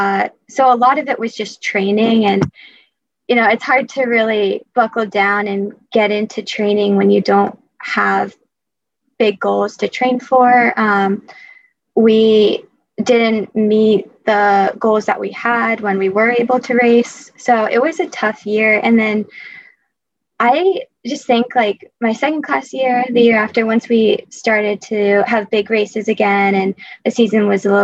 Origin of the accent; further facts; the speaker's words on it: Portsmouth, Rhode Island, United States; I'm from Portsmouth, Rhode Island